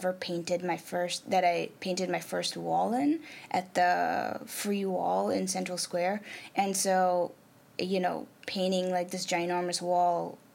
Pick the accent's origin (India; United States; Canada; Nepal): Nepal; first language Nepali; English is a second language; moved away; I'm from South Asia, I'm from Nepal